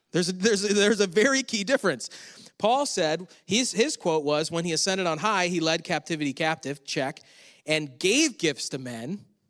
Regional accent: Western New York, United States; moved away; I'm from Western New York

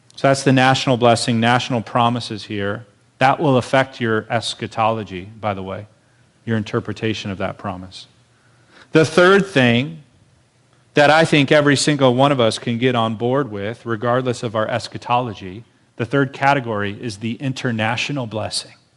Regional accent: Marietta, United States; moved away as an adult; now in Fontana, United States; being in Marietta, my hometown, surrounded by family

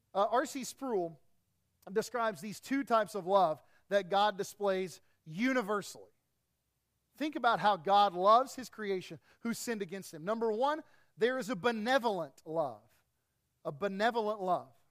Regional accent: East Tennessee, United States; I grew up in East Tennessee

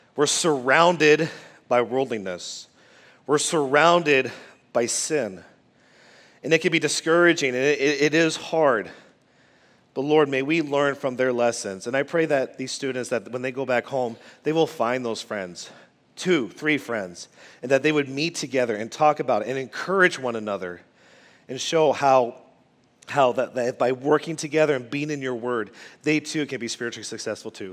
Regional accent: Quebec, Canada; moved away; also born or lived in United States; I grew up in a foreign place called Quebec, Canada

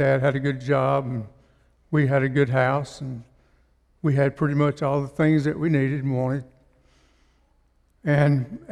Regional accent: Russellville, United States; I'm from Russellville

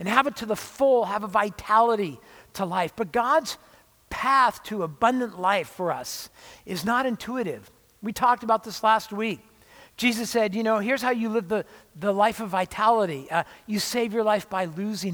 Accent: Orange County, California, United States; I grew up in Orange County near

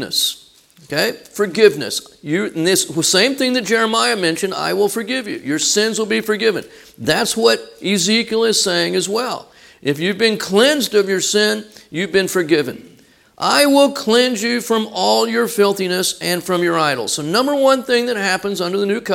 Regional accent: Texas, United States; we're from Texas

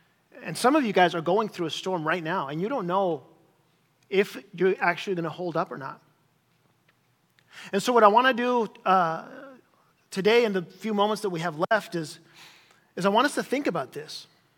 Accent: Chile; As some of you guys know, I grew up in Chile as a missionary kid in South America, in Chile.

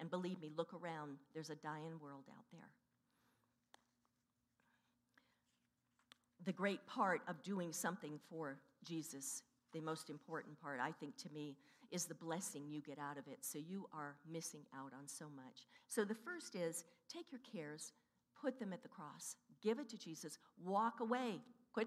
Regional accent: Stockton and Manteca, Central Valley, California, United States; also born or lived in San Francisco, California; we moved to Stockton and Manteca in the valley

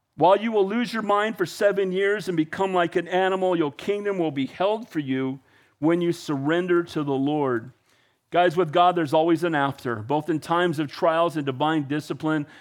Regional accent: United States; I love being an American. I'm as patriotic as they get

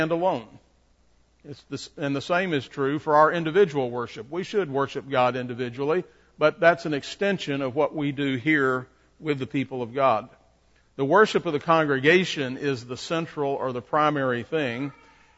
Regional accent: Shreveport, Louisiana, United States; I grew up in Broadmoor Baptist Church in Shreveport

